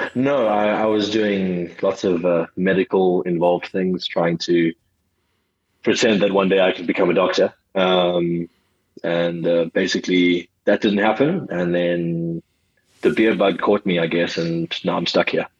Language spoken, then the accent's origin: English; Johannesburg, Gauteng, South Africa; also born or lived in KwaZulu-Natal / Cape Town; I was born in uh, Johannesburg, South Africa